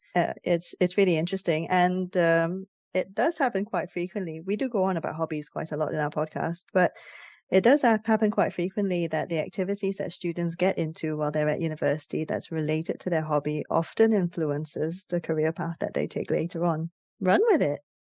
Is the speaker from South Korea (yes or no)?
no; Singapore; moved away as an adult; now in United Kingdom; I came from Singapore as an international student